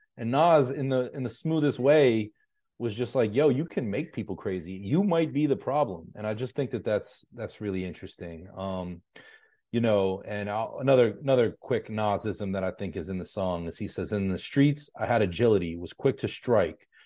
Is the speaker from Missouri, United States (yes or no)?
no; Pittsburgh, Pennsylvania, United States; my hometown of Pittsburgh